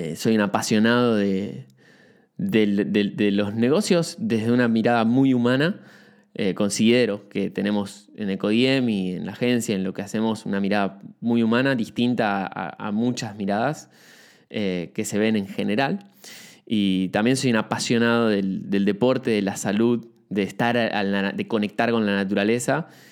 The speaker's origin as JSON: {"language": "Spanish", "region": "Buenos Aires", "country": "Argentina", "tie": "born or raised there", "moved": "as an adult", "lives_now": "Uruguay", "said": "soy de Argentina, este, estoy hace muy poquito en Uruguay. Eh, viví toda, mi infancia en Capital Federal"}